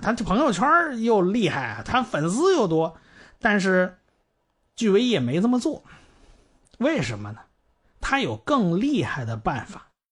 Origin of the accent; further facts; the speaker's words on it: China; 我们中国人